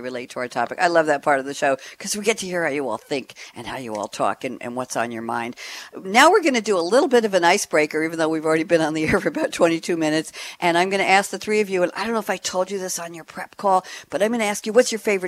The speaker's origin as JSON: {"language": "English", "region": "New York", "country": "United States", "tie": "born or raised there", "also_born_or_lived": "Great Neck, Long Island", "moved": "as an adult", "lives_now": "Durham, United States", "said": "I'm a New Yorker, born and bred, but I moved to Durham, North Carolina about 2.5 years ago"}